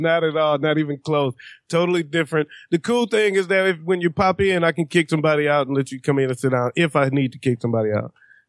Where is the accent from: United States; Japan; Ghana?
United States; Detroit, Michigan; Well, anyway, you know, I hail from